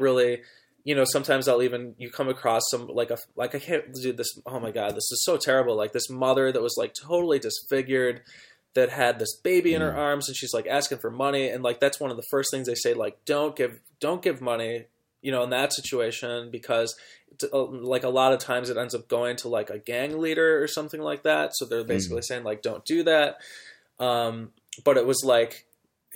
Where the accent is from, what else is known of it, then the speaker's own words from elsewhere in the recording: United States; as an American